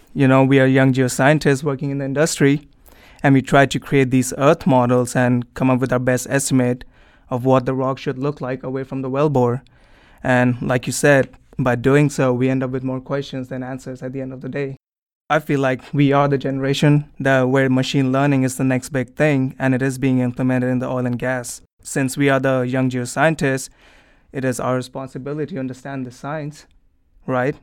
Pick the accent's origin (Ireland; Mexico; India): India; New Delhi, Delhi; moved away; originally I'm from New Delhi, India.